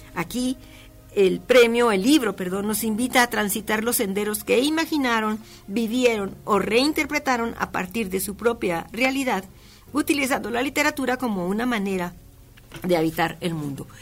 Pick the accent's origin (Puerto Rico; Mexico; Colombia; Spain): Mexico; nosotros como mexicanos